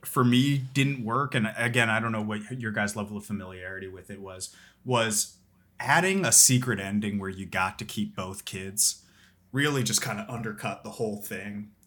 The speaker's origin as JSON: {"language": "English", "town": "Philadelphia", "region": "Pennsylvania", "country": "United States", "said": "I'm from Philadelphia"}